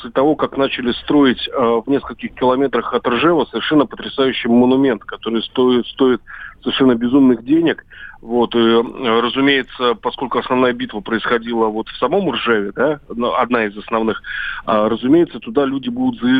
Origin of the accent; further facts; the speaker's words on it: Volgograd, Volgograd Oblast, Russia; поскольку я вырос тоже на Волге, но в другом городе, который точно так же претерпел от войны, как Ржев, это Сталинград.